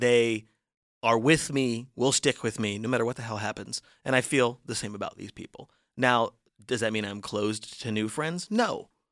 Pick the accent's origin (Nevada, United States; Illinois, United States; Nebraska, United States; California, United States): Nevada, United States; Las Vegas; I'm from Vegas